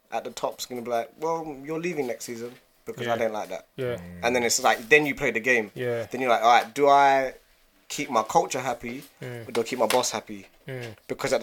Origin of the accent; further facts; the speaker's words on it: London, United Kingdom; I'm from East London